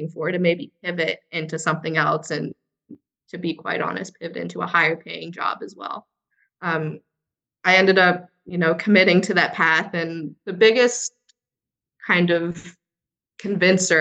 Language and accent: English; Florida, United States; So also a fellow Floridian as well. So I grew up in Fairmont